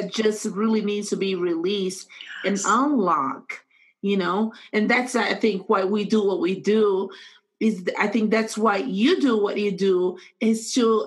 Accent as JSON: {"language": "English", "country": "Brazil", "moved": "yes", "lives_now": "United States", "said": "I'm from Brazil. I came with that baggage of how we Brazilians do things. After moving in America"}